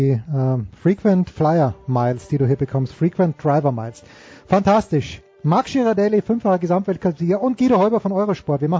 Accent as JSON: {"language": "German", "region": "Eastern Austria", "country": "Austria", "said": "Ich bin aus dem Osten Österreichs. Ich kann sagen Südosten."}